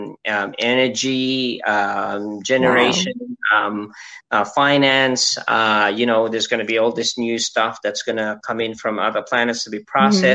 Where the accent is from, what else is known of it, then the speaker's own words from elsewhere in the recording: Philippines; as a Filipino citizen